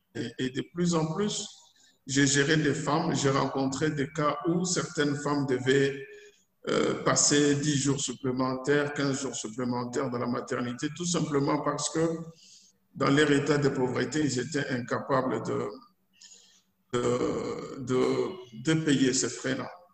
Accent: DR Congo; also born or lived in Lubumbashi

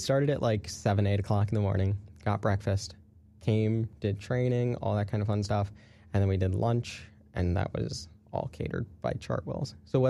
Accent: Connecticut, United States; I'm from Connecticut, by the way.

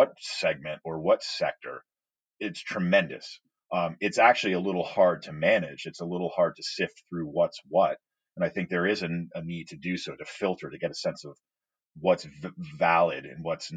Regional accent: United States; as an American

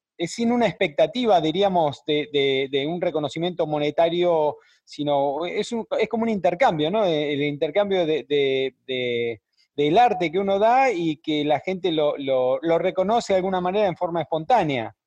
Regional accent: Rosario, Santa Fe, Argentina; somos argentinos, rosarinos

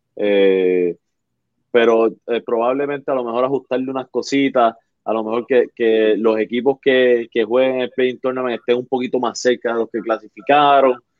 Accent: Arecibo, Puerto Rico; moved away; yo soy de Arecibo de la costa. Ah, que no vivo allá

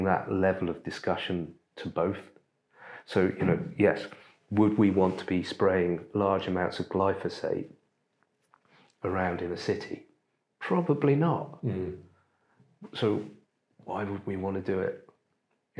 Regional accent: United Kingdom; as British people

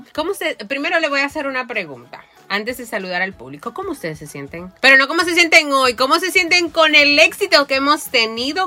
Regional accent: Moca, Espaillat, Dominican Republic; moved away as an adult; yo soy de Moca.

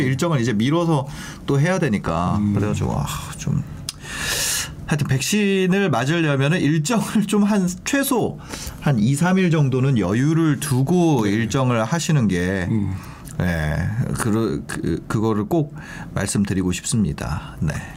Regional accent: Gangneung, Gangwon, South Korea; moved away; 고향이 강릉이거든요.

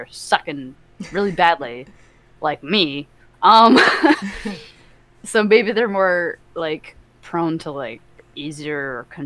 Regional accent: Canada; Canadian. I'm the Canadian, the token Canadian.

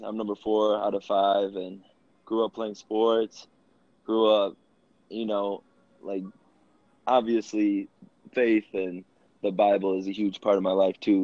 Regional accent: Rockford, Illinois, United States; I am from Rockford, Illinois. Born and raised

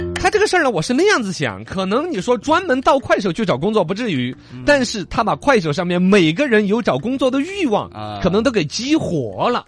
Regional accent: Chengdu, Sichuan, China; 在我们成都这边

